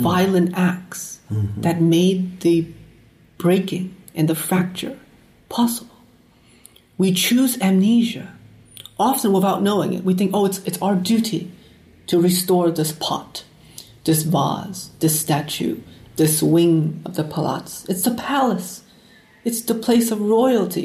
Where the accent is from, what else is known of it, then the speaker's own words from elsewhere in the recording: United States; as an American who comes out of war, as an American who exists because of war